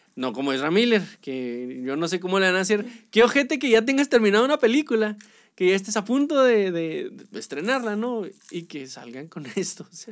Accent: Mexico; a nosotros, como mexicanos

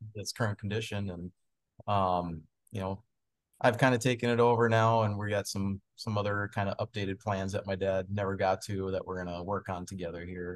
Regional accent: Anoka, Minnesota, United States; also born or lived in Moorhead, Minnesota; growing up in Anoka

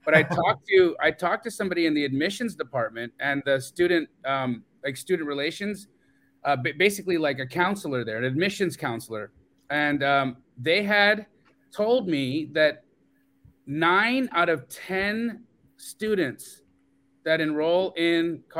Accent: Calgary, Alberta, Canada; moved away; I'm a dual citizen. I grew up in Calgary, Alberta.

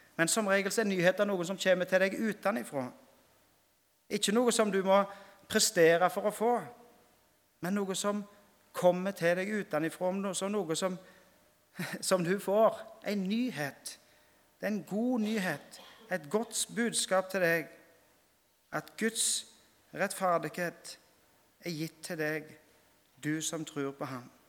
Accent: Rogaland, Norway; hjemme på Vea når jeg gikk i, i 4. klasse, så fikk jeg utdelt en bibel

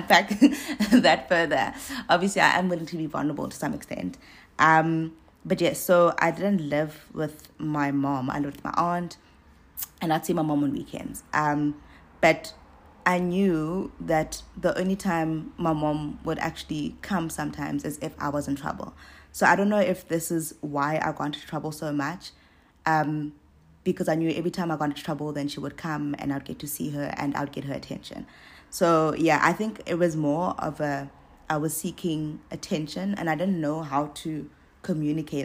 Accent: East London, Eastern Cape, South Africa; I grew up in East London

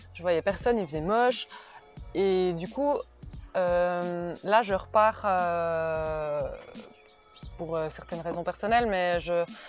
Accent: Neuchâtel, Switzerland; moved away as an adult; now in Brussels, Belgium; je suis née à Neuchâtel, j'ai vécu à Neuchâtel et toute ma vie a été basée sur Neuchâtel.

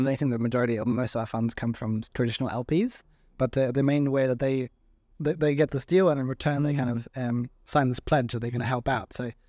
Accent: Sweden; moved away as an adult; also born or lived in Australia; Yeah, so I mean, I'm originally Swedish.

